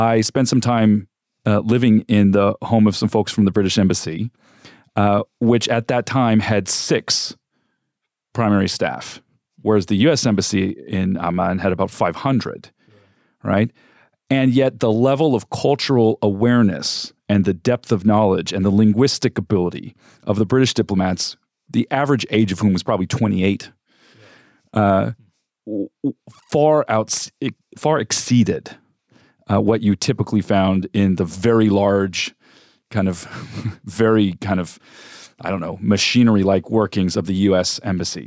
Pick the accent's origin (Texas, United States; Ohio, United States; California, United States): California, United States; moved away as an adult; also born or lived in Africa / Middle East; now in Phoenix, United States; I'm not from Arizona. I grew up in California and have also lived and worked, uh, overseas extensively, mostly in Africa and the Middle East